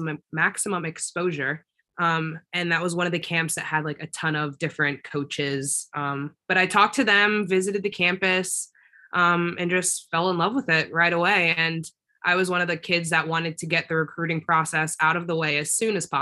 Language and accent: English; Southern Maryland, United States; also born or lived in Connecticut; I'm from Southern Maryland